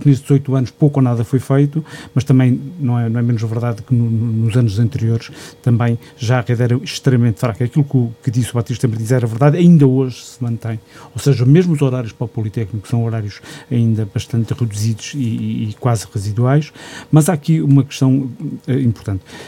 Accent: Gouveia, Centro, Portugal; meu conselho, que sou de Gouveia

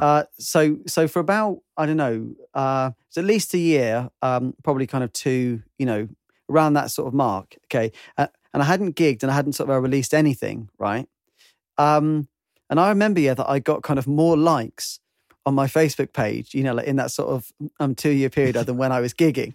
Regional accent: United Kingdom; I'm British

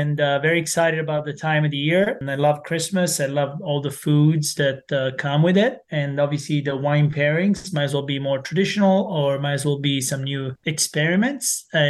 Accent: Salerno, Campania, Italy; moved away as an adult; now in United States; I'm from originally from Salerno, which is a nice smaller city, if you will, located in southern Italy, to be more exact, in Campania, which is a region of southern Italy, and more specifically about 45 minutes south of Naples

